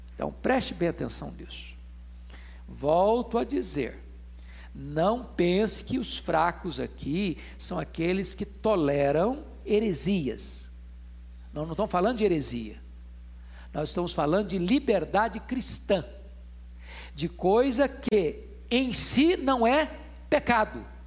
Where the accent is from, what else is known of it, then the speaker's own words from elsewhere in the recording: Brazil; eu sou brasileiro